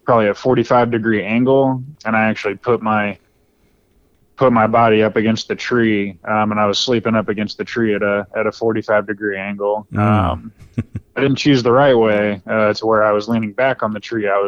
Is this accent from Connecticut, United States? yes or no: no; Texas, United States; born there; now in Holly Springs, United States; So I was born over in Texas, uh, moved around the country, and then was was fortunate enough to settle over here in the Triangle.